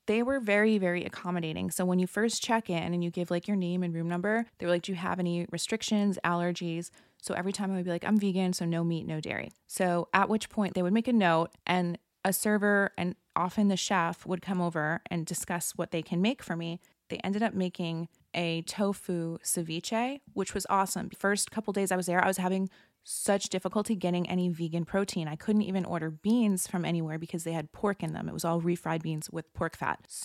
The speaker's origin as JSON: {"language": "English", "region": "Florida", "country": "United States", "said": "I had called in and it was Scheana and I talking and I was from Florida"}